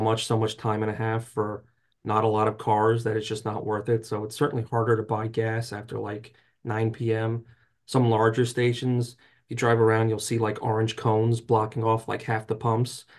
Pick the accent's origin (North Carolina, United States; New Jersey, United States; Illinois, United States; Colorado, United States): New Jersey, United States; I grew up in North Jersey, so until Uh, I was, like, twenty years old